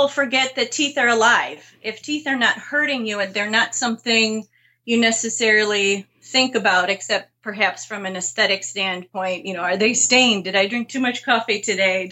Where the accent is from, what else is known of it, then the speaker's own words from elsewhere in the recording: Marquette, Michigan, United States; I grew up in Marquette. So the north side of the Upper Peninsula, along the shores of Lake Superior